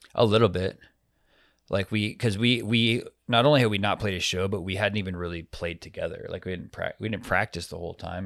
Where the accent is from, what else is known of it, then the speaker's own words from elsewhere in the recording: Arizona, United States; my home state